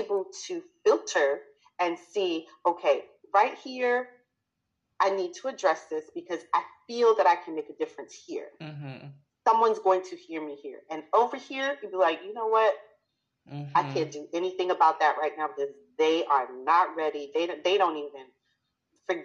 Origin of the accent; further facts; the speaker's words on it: New York, United States; moved away as an adult; I was born in New York. I'm a New Yorker. I consider myself a New Yorker always. Even though I haven't lived in New York for, oh my goodness, going on about 20 years now.